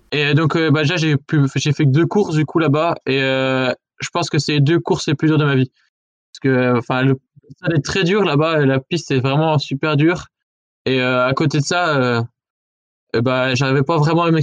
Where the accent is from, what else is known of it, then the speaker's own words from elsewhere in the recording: Maisons-du-Bois, Bourgogne-Franche-Comté, France; also born or lived in Pontarlier; je suis pas d'Arson, je suis de Maison du Bois, c'est le petit village à côté